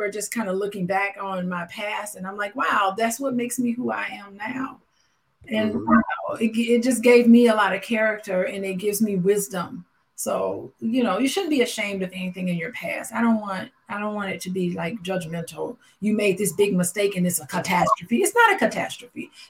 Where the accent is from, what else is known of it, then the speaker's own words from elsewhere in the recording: Gary, Indiana, United States; the murder capital of the year. It was us in New Orleans. We were like neck and neck with New Orleans.